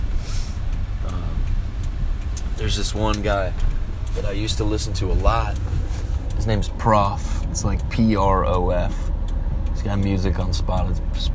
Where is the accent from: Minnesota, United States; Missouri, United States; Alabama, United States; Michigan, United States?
Minnesota, United States; Pillager; also born or lived in Osakis, Minnesota; I moved from Pillager, Minnesota to Osakis, Minnesota. This is the beginning of the 11th grade